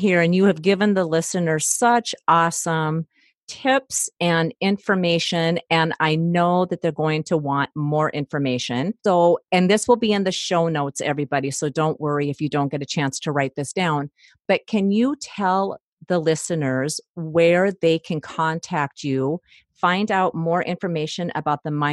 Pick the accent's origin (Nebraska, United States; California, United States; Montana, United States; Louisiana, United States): Montana, United States; I grew up in Montana.